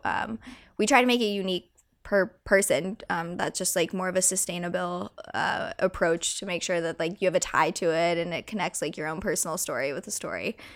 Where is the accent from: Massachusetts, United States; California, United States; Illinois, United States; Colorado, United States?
Colorado, United States; growing up in Colorado and growing up on a ranch